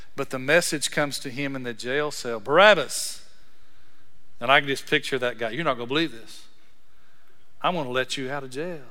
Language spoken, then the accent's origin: English; Breckenridge, Texas, United States; I'm from Breckenridge, Texas